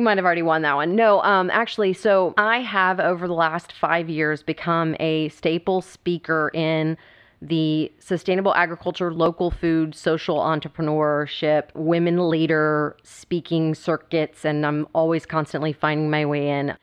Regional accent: Texas, United States; Being a Texan

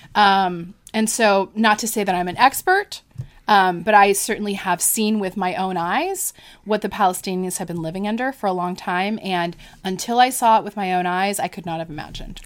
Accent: Florida, United States; I'm from Florida

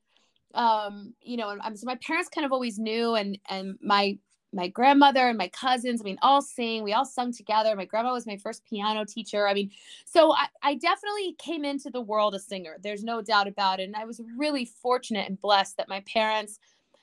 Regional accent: Georgia, United States; also born or lived in Houston, Texas; I grew up in Georgia. I was actually born in Texas, but didn't live there very long

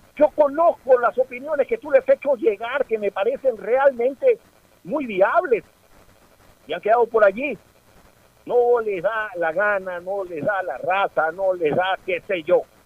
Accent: Ecuador; soy ecuatoriano

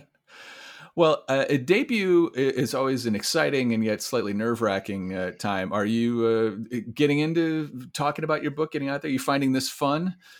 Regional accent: Iowa City, Iowa, United States; born right there in Iowa City. Uh, oh. Sp- spent a lot of time there

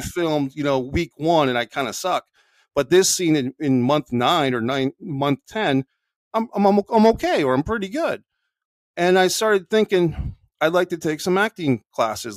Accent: Burke, Virginia, United States; also born or lived in Arlington, Virginia / Rhode Island; now in Florida, United States; I was born in Arlington, Virginia. I was uh, more or less raised in Burke, Virginia, which is just, you know, 20 minutes away.

